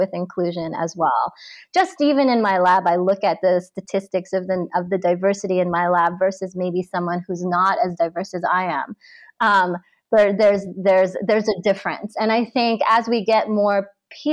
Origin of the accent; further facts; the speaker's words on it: New York, United States; I grew up in New York